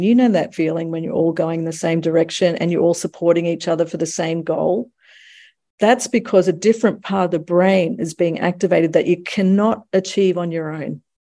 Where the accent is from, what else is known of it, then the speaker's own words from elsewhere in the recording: United States; now in Australia; I'm also American.